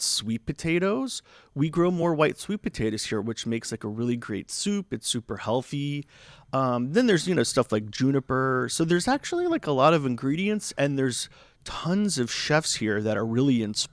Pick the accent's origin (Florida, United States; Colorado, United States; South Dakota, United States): Florida, United States; now in Palm Springs, United States; I'm originally from Florida